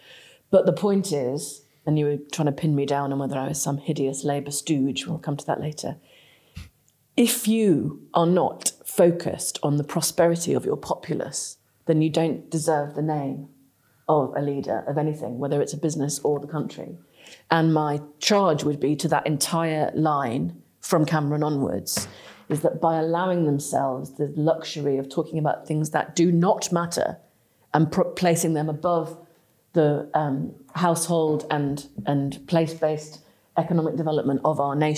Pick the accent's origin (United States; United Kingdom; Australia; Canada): United Kingdom; England; despite being the kind of northern policy firmament, we are still English people, right?